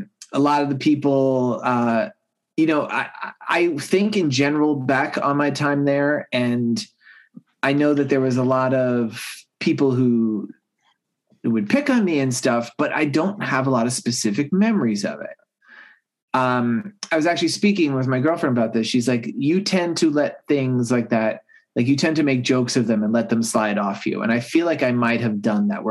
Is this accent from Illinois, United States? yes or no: no; Long Island, New York, United States; I grew up on Long Island, New York, and this is during the 80s